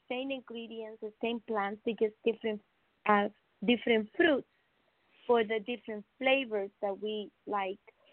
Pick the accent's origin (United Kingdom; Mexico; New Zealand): Mexico; now in California, United States; I'm from Mexico. So I live here in California, beautiful state